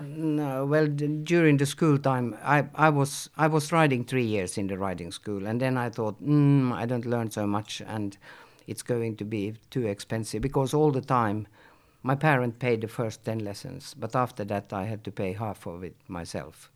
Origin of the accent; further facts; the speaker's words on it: Helsinki, Uusimaa, Finland; I'm born in Helsinki and I grew up in Helsinki and I was in Helsinki for most of my youth years